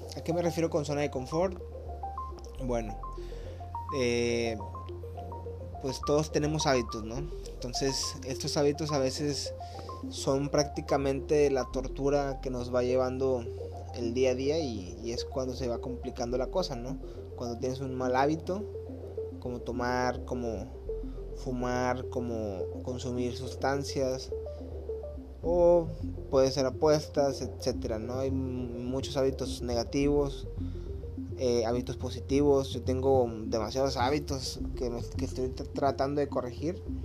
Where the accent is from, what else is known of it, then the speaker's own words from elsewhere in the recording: Monterrey, Nuevo León, Mexico; now in Cancún, Mexico; Ahorita yo me encuentro en Cancún, yo soy de Monterrey